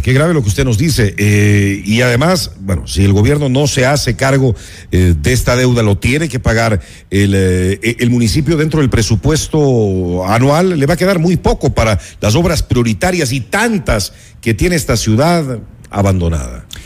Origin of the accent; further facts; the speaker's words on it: Quito, Pichincha, Ecuador; como ecuatorianos, como quiteños